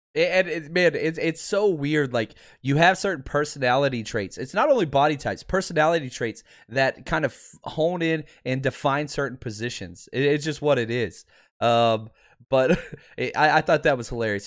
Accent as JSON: {"language": "English", "town": "Pasadena", "region": "California", "country": "United States", "tie": "born or raised there", "said": "I'm in, uh, Pasadena, California currently. What's up, what's up? That's my hometown"}